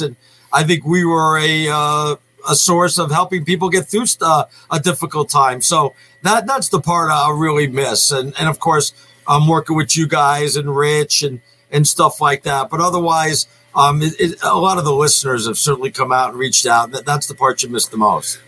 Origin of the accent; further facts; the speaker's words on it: New York, United States; moved away; I grew up in New York